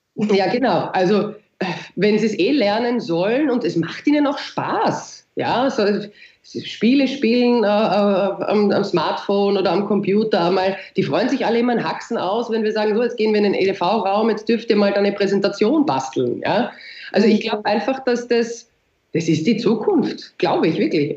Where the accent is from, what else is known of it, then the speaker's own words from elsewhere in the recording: Austria; also born or lived in Vienna; bei uns in Österreich